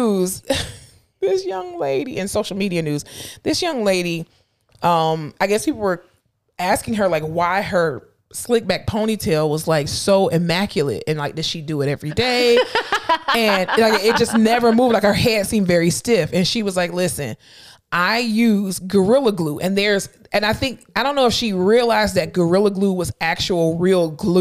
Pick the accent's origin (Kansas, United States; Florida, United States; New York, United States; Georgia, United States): Florida, United States; Fort Lauderdale; I'm from Florida, in Florida, South Florida specifically, Fort Lauderdale